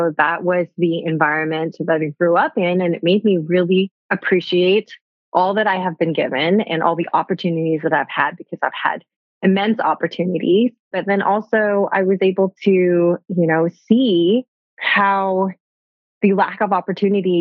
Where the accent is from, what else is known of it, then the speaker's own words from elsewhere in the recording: Bangkok, Thailand; I grew up bicultural in Bangkok, Thailand